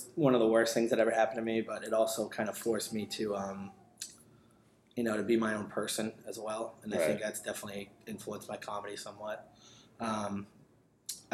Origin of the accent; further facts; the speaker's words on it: Attleboro, Massachusetts, United States; also born or lived in New York; I grew up in Attleboro, lived here most of my life